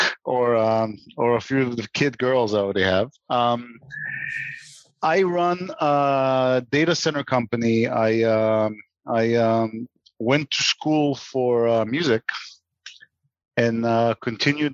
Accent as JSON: {"language": "English", "country": "Israel", "tie": "born or raised there", "also_born_or_lived": "New York", "moved": "as an adult", "said": "I grew up in Israel"}